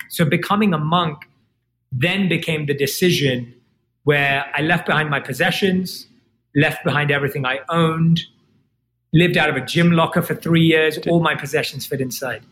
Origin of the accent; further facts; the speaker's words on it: London, United Kingdom; I was born and raised in London, and I grew up like any other kid.